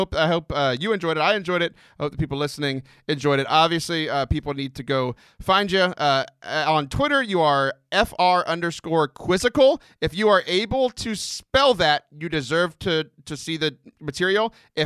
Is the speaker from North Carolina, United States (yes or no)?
no; Houston, Texas, United States; I'm a Houston boy. I grew up in Houston, even though my blood's all from Baton Rouge and New Orleans.